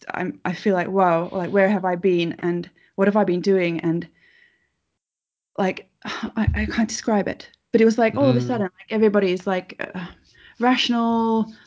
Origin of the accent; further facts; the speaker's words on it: Finland; I come from Finland